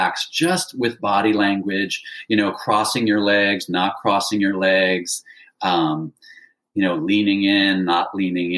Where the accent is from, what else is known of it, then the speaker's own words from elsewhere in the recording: San Francisco, California, United States; growing up in San Francisco